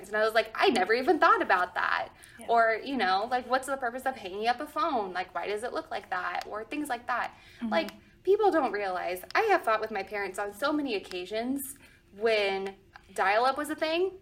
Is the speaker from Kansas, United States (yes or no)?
no; Arizona, United States; growing up in Arizona